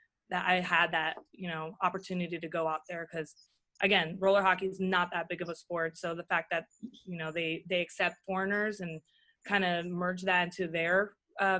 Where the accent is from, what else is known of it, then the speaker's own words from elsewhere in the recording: Virginia, United States; I lived in Virginia. I was raised in Virginia.